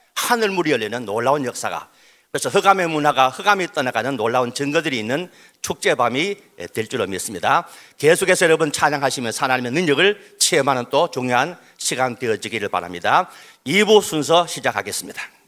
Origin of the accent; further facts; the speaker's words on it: Daegu, South Korea; 저도 대구 출신입니다